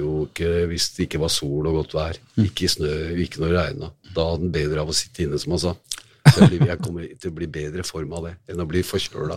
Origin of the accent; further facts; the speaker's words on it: Oslo, Norway; var oppvokst i Kristian Wiskes